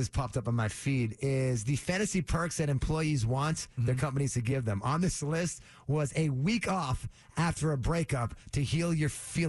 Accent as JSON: {"language": "English", "town": "Framingham", "region": "Massachusetts", "country": "United States", "tie": "born or raised there", "said": "Born and raised in Framingham. We go by the …."}